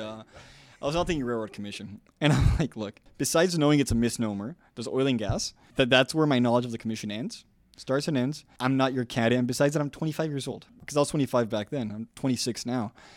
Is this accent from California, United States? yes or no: no; South Texas, United States; I'm from South Texas.